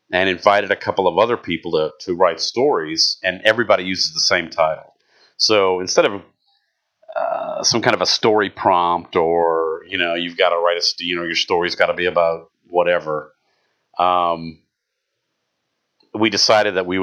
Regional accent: St. Louis, Missouri, United States; moved away as an adult; now in Southern Illinois, United States; I'm from St. Louis

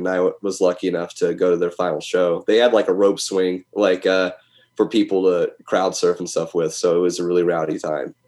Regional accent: United States; being an American, you know, heavy metal fan is one thing. You know, we love heavy metal here in America

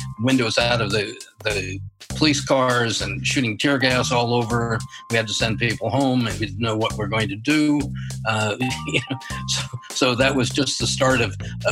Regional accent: Spokane, Washington, United States; I was born and raised in Spokane, Washington

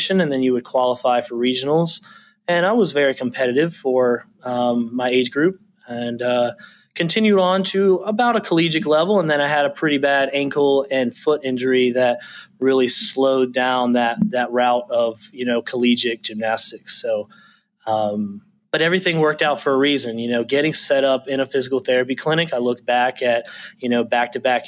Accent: Lewisville, North Carolina, United States; I grew up in Winston-Salem area. So Lewisville is the small town outside of Winston-Salem in Forsyth County. I grew up there.

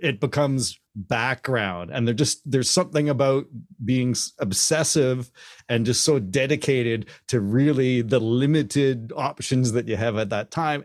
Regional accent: Canada; also born or lived in Hamilton; I'm Canadian and I was a teenager and I grew up being a drummer

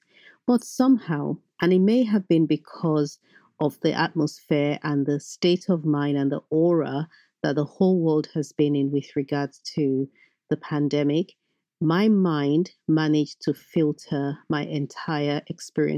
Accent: Benin City, Edo, Nigeria; moved away as an adult; now in London, United Kingdom; I grew up in Nigeria. I grew up in Benin

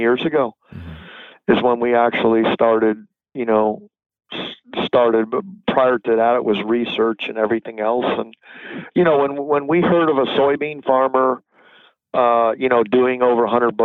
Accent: Florida, United States; now in North Carolina, United States; I was born in Florida.

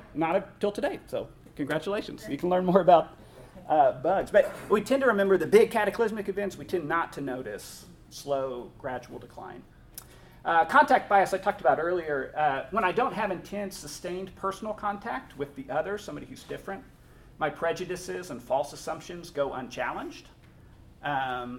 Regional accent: Northern Colorado, United States; I grew up in Northern Colorado

